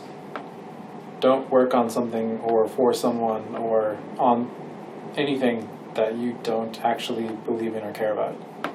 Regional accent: Minnesota, United States; now in California, United States; growing up in Minnesota

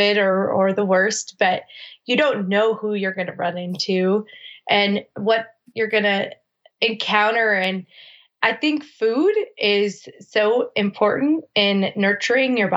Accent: Minneapolis, Minnesota, United States; moved away as an adult; also born or lived in Newport Beach, California / South Dakota; went back to Minneapolis. And at 20, I decided I was going to move to California

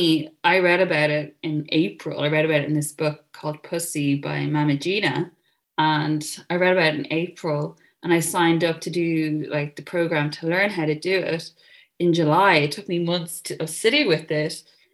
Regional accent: Ireland; moved away as an adult; also born or lived in Dublin / London; now in United Kingdom; I grew up in Catholic Ireland in the 90s

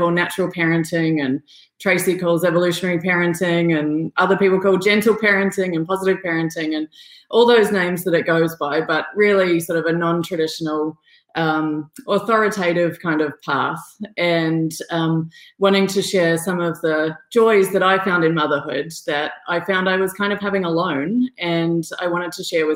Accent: Australia; I'm from Australia, so I went to kindergarten when I was four

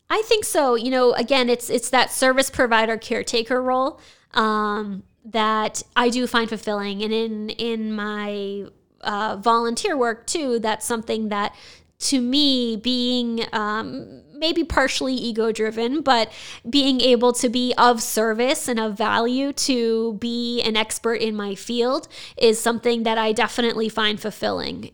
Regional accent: Nashua, New Hampshire, United States; I was born and raised in Nashua

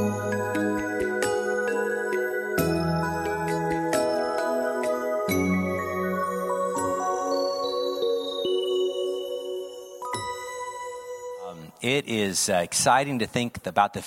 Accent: United States; also born or lived in Midwest / California; I grew up in the United States, Midwest, California, West Coast.

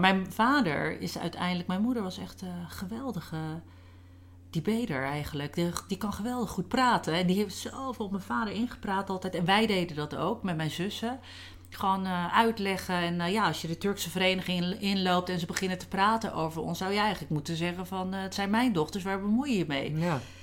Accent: Rozenburg, South Holland, Netherlands; hier in eh, Rozenburg, waar ik ben opgegroeid

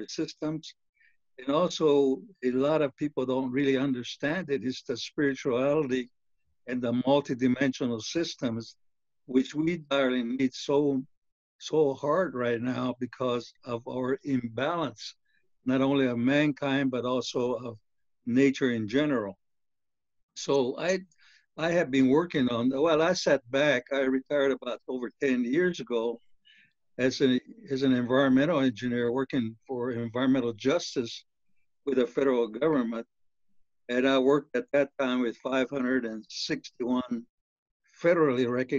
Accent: Zuni, New Mexico, United States; I belong to many orders within the Zuni tribe

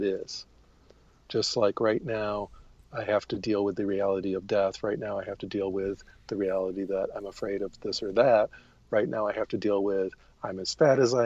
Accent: United States; As an American

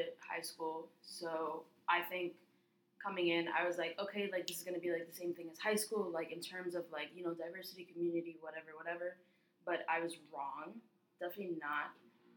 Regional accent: New York City, New York, United States; I'm from New York City

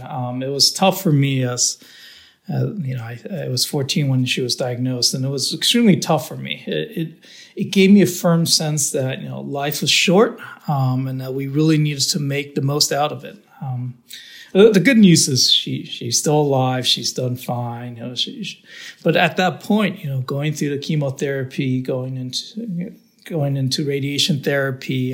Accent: Downey, California, United States; I was born in Southern California um, in a town called Downey, which is you know the border between LA and Orange County

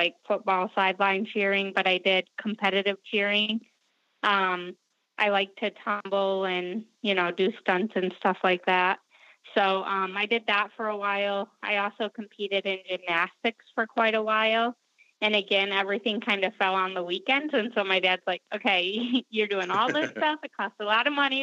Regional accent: Clio, Michigan, United States; also born or lived in Flint, Michigan; I was born in Flint, Michigan, and raised in Clio, Michigan, which is just about 20 minutes north of Flint.

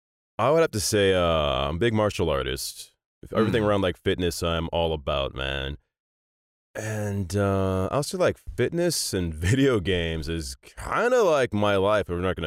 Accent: Annapolis, Maryland, United States; born there; My dad at the time was a lieutenant commander in the U.S. Navy. I was born in Annapolis, and he was on the eye when I was born.

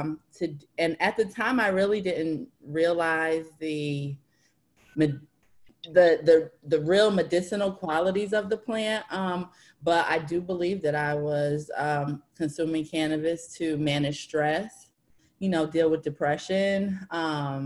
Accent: New Haven, Connecticut, United States; I am from New Haven, Connecticut

